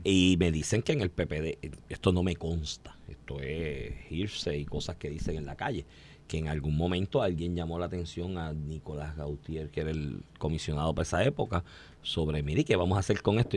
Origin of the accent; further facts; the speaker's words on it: Comerío, Puerto Rico; moved away; es mi pueblo